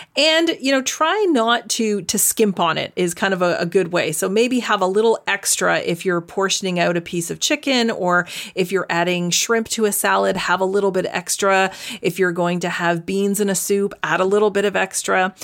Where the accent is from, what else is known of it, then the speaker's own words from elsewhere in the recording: Canada; now in Netherlands; I'm currently living in the Netherlands, but I am Canadian, proudly.